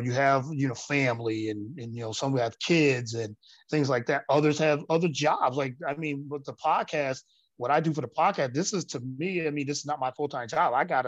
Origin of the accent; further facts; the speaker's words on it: Elmira, New York, United States; now in Philadelphia, United States; No, I'm actually from upstate New York.